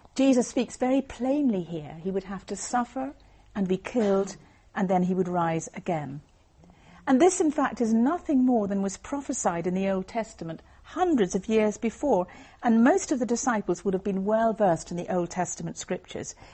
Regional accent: Northern Ireland, United Kingdom; I was brought up in Northern Ireland

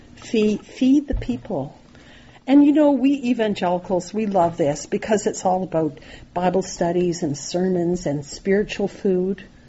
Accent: Nova Scotia, Canada; I grew up in Nova Scotia

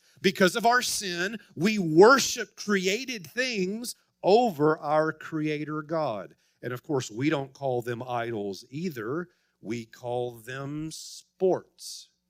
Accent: Tennessee, United States; But then I think, I'm from Tennessee.

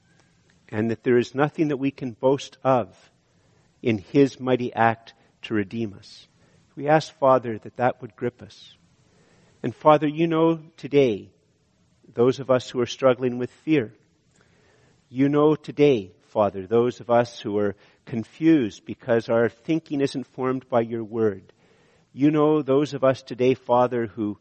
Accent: Canada; we're too Canadian

